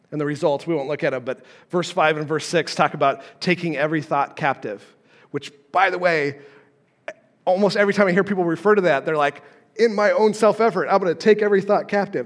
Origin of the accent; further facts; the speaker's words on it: Carson City, Nevada, United States; moved away as an adult; also born or lived in Southern Illinois; I grew up in Carson City, Nevada, okay, and I moved to Southern Illinois